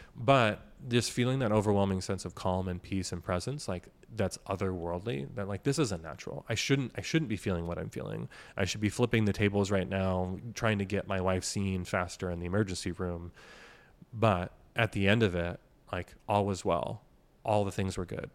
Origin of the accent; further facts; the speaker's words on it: Washington, United States; We grew up in Washington